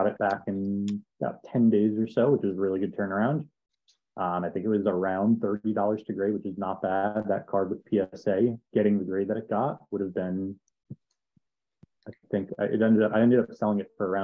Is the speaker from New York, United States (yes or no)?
yes; New York, United States; I grew up in New York